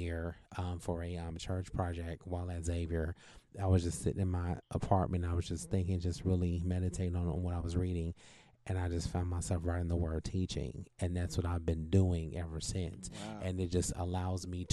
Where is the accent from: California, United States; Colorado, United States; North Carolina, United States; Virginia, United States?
California, United States; moved away as an adult